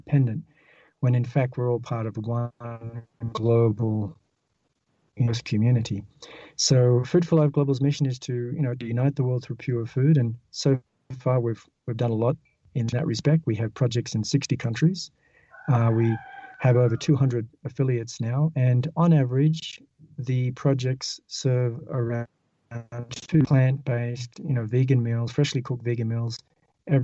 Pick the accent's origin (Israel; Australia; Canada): Australia; moved away as an adult; also born or lived in United States; I was living in Australia. I didn't mention that, but I'm originally from Australia.